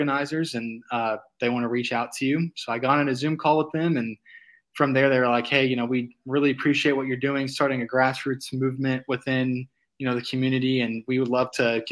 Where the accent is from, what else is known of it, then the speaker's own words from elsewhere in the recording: Fayetteville, Arkansas, United States; growing up in Fayetteville